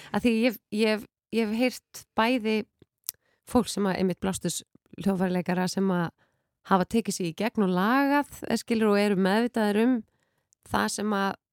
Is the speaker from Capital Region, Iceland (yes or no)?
yes; Mosfellsbær, Capital Region, Iceland; Ég er úr um Mósilsbænum, en reyndar Mósilsveitinni